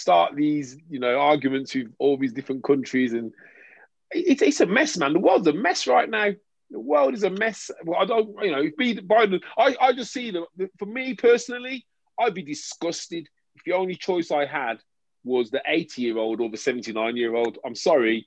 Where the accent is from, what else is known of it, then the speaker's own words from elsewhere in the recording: England, United Kingdom; I'm English